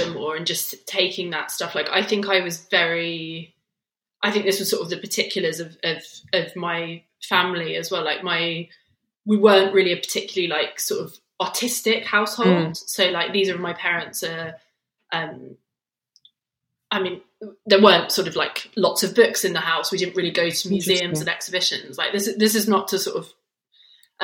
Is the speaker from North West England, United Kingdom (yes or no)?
no; between Luton and Bedford, East of England, United Kingdom; now in London, United Kingdom; I was born in Luton, but I didn't actually grow up in Luton. I grew up in, I grew up in two little small sort of town villages between Luton and Bedford